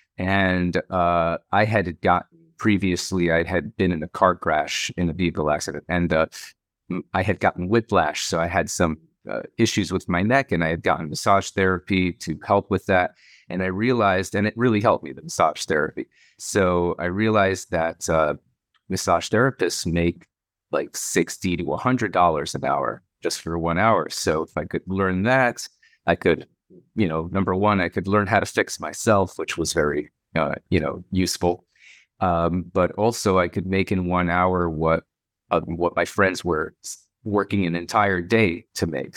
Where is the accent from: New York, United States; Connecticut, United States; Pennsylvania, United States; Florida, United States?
Florida, United States; Miami; also born or lived in Saint Louis, Missouri / Israel; we moved to Miami, uh, for my dad's work. And, um, uh, lived in Miami and, uh, until I was eight, eighteen